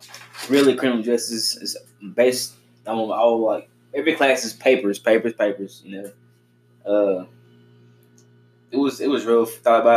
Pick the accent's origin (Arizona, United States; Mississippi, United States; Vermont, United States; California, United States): Mississippi, United States; Pontotoc; also born or lived in Oklahoma, Mississippi; now in Oxford, United States; Originally from Oklahoma, Mississippi. Small town, Oklahoma, Mississippi.